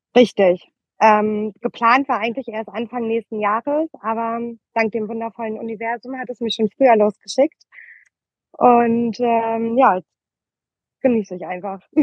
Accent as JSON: {"language": "German", "town": "Oldenburg", "region": "Lower Saxony", "country": "Germany", "also_born_or_lived": "Berlin", "moved": "as an adult", "said": "tatsächlich komme ich aus ähm, Oldenburg"}